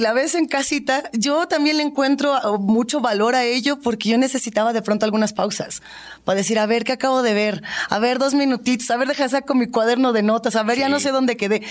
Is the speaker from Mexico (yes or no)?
yes; Mexico; siendo nosotros mexicanos